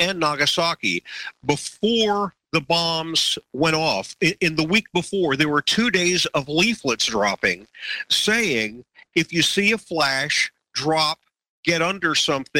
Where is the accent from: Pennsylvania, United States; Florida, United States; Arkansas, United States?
Florida, United States; Miami; My wife and I grew up in Miami, just a few miles apart